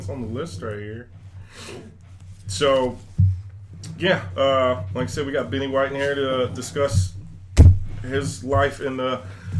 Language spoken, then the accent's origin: English; California, United States; I grew up in California when, like, the X Games first started